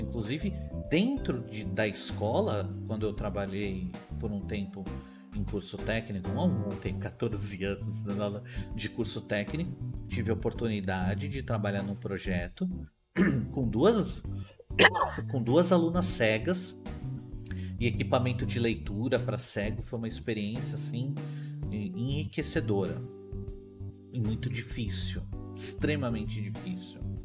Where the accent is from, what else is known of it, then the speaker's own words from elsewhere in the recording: São Paulo, Brazil; eu sou de São Paulo, eu sou de São Paulo, eu sou da cidade de São Paulo.